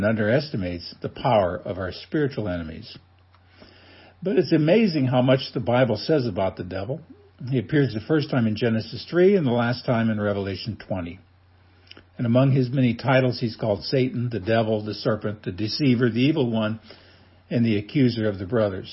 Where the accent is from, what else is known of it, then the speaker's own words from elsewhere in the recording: Nebraska, United States; growing up in Nebraska, like most people, I became a Cornhusker fan